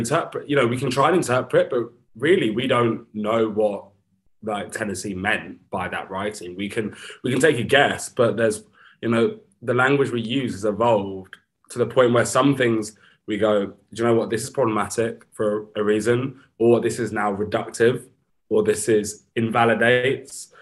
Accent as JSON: {"language": "English", "town": "Brighton", "region": "South East England", "country": "United Kingdom", "tie": "born or raised there", "said": "I grew up in Brighton"}